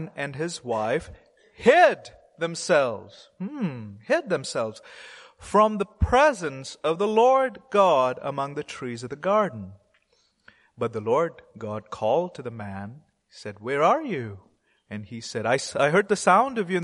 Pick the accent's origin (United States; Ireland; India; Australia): India; I'm an Indian Christian